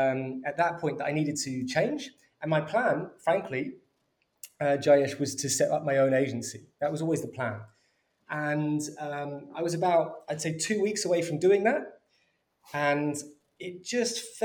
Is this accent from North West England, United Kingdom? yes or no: no; London, United Kingdom; also born or lived in Birmingham; I grew up in North London and went to university in Birmingham.